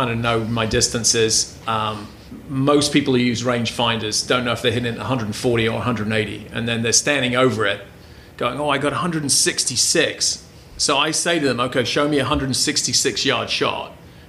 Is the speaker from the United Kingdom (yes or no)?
yes; United Kingdom; moved away; I grew up in Britain where we predominantly play match play